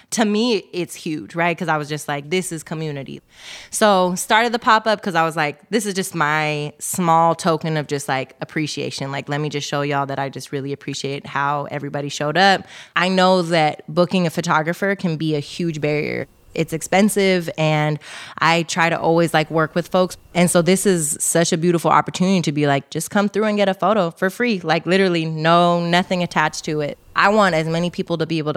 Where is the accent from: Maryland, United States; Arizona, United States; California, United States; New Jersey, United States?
California, United States; Oakland; Uh, I love it because I'm from Oakland and like people hyping is just like part of the culture, right?